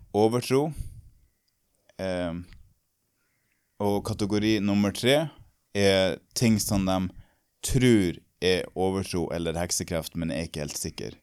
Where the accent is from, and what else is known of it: Norway; moved away